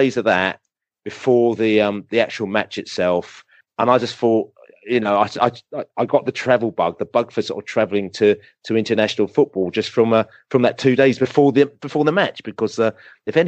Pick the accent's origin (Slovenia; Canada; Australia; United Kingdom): United Kingdom; England; I'm not a Yank. I'm English